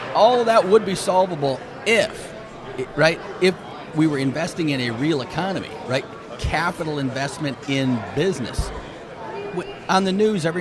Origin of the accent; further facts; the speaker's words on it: Michigan, Minnesota, Midwest, United States; I'm from Michigan, Minnesota